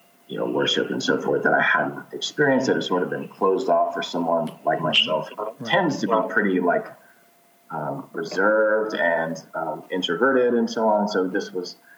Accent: Texas, United States; also born or lived in Corpus Christi, Texas / Austin, Texas; I'm from Texas. Grew up in Corpus Christi and Austin from about age 13 on

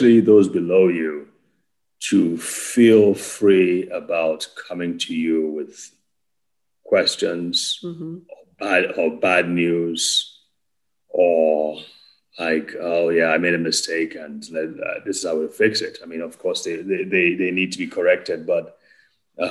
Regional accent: Nigeria; also born or lived in Wales (possibly ASR error) / United States; now in Abuja, Nigeria; I grew up in Wales. I'm from Nigeria.

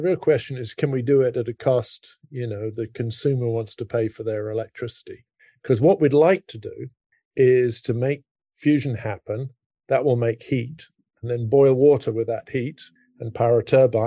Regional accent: United Kingdom; moved away as an adult; now in Princeton, United States; I grew up in Britain.

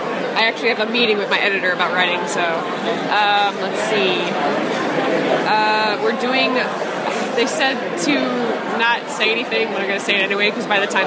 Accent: the South, United States; I'm from the South.

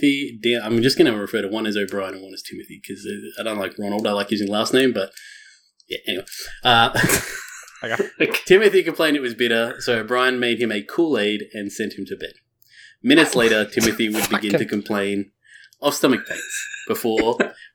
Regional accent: Australia; Being Australian

